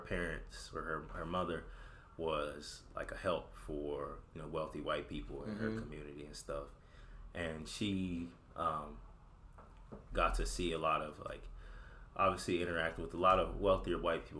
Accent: Eastern Shore of Maryland, United States; moved away as an adult; also born or lived in Washington, D.C.; where I grew up at on the Eastern Shore of Maryland

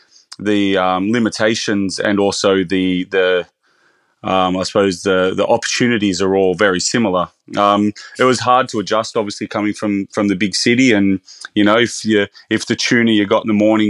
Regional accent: Bathurst, New South Wales, Australia; I'm actually originally from Bathurst, so my career started in smaller regional restaurants.

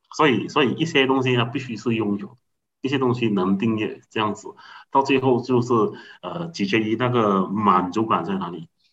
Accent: Seremban, Negeri Sembilan, Malaysia; 我来自福隆啊，一个比较小的一个，一个市区

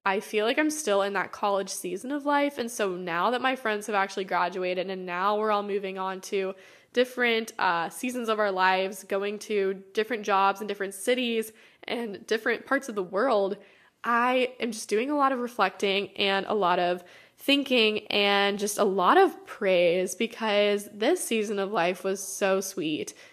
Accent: United States; growing up in America

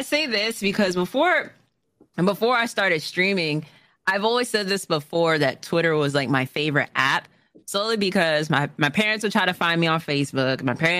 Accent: New York, United States; from New York, and I haven't heard that. Like, what?

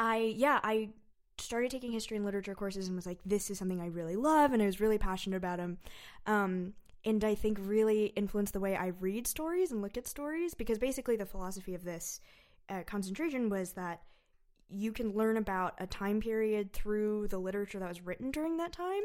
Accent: suburb of San Francisco, California, United States; moved away; I'm from a suburb of San Francisco.

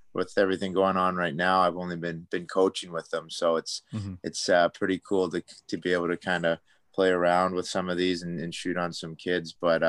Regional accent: Coquitlam, British Columbia, Canada; And growing up in Coquitlam, we had a pretty awesome wood tech kind of facility in our high school.

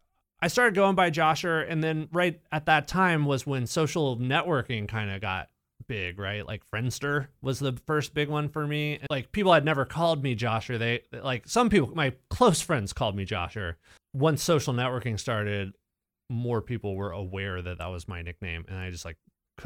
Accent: Richmond, Virginia, United States; moved away as an adult; now in Dayton, United States; I'm not from here. I've lived in Dayton since 2003. I'm originally from Richmond, Virginia.

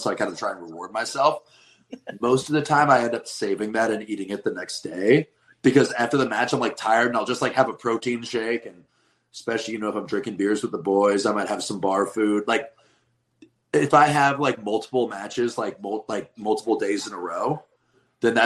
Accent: the West, United States; also born or lived in Midwest; now in East Coast, United States; I'm from the West, where it is like truck stop

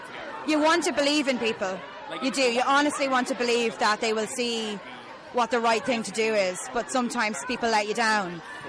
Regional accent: Longford, Leinster, Ireland; I'm from Longford. It's a little county in the Midlands in Ireland, and would have been very tight to slash a no for marriage equality in 2015.

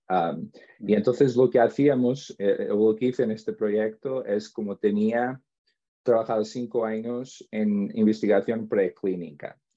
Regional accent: Portugal; Spanish is a second language; also born or lived in Spain; soy portugués, he estudiado siempre en Portugal. Ah, a ver, un poco, tuve como unas estancias en el extranjero, donde estuve en España

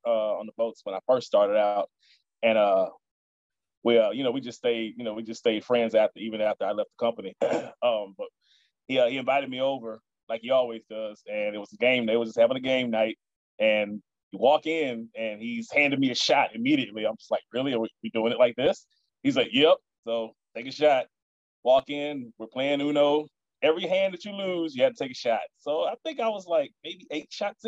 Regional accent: Baton Rouge, Louisiana, United States; I was born here in Baton Rouge

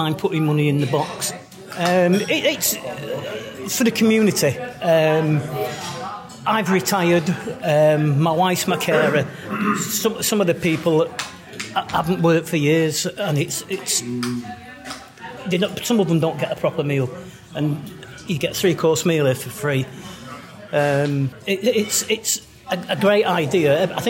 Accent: Manchester, North West England, United Kingdom; I'm 68 tomorrow, and I'm a Mancunian. We came here as a couple 2 years ago.

